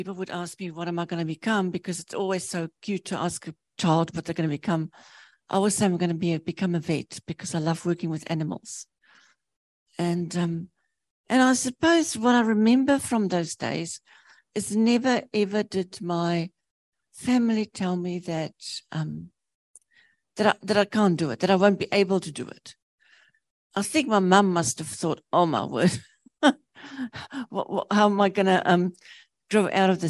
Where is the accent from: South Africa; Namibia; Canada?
Namibia; now in New Zealand; I was born in Namibia, which used to be Southwest Africa.